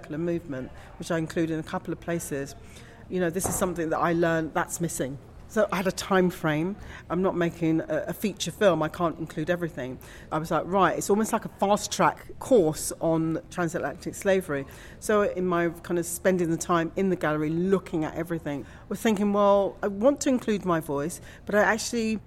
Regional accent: London, United Kingdom; moved away as an adult; now in Essex, United Kingdom; I grew up in West London, and I still feel as though I have a West London roots

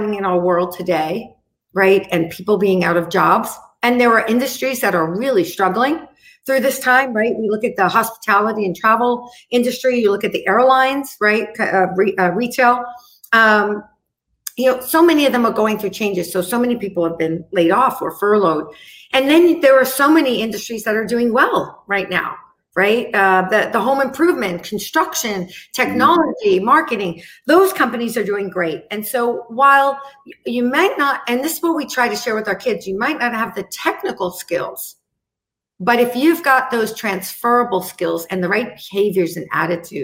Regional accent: New York, United States; I'm from New York

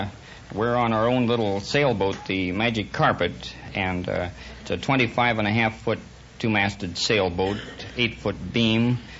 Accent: Vancouver, Washington, United States; I was born in Vancouver, Washington.

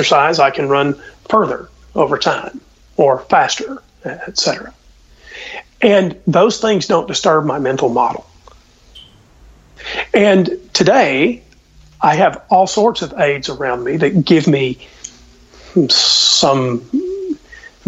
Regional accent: Southeast, United States; I was from the Southeast

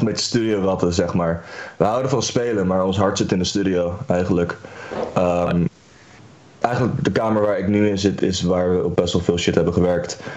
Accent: The Hague, South Holland, Netherlands; wij komen uit Den Haag

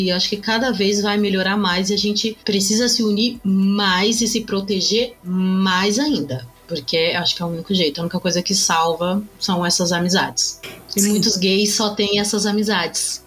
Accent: São Paulo, Brazil; eu sou aqui de São Paulo, capital, nasci aqui, vivo a minha vida inteira aqui

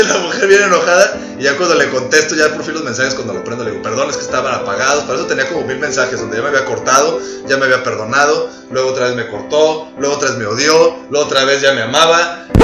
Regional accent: Mexico; como los mexicanos

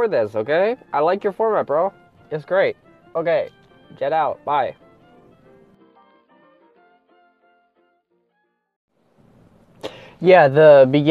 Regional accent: Wisconsin, United States; now in Texas, United States; I'm originally from Wisconsin, and 2 years ago we moved down here to Texas.

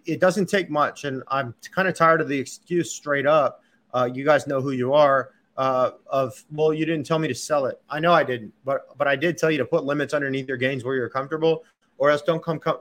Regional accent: Texas, United States; I'm a Texan

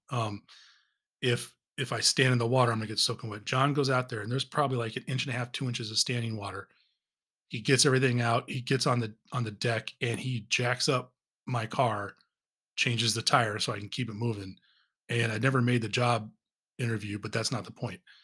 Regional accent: Southern California, United States; moved away; I'm originally from Southern California

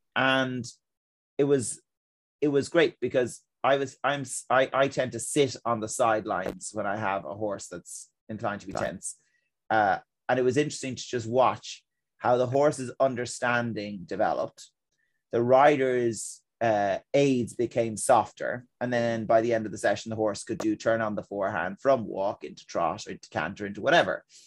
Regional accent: Ireland; as Irish people in our culture

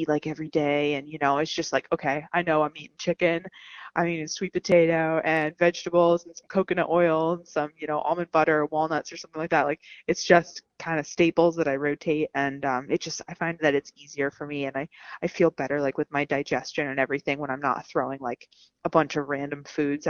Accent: Allentown, Pennsylvania, United States; I'm from Allentown, Pennsylvania. I'm born and raised, and I'm still here

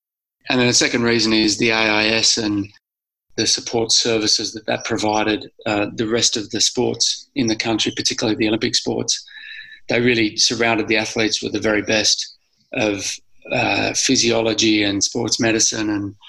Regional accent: Sydney, New South Wales, Australia; growing up in Sydney.

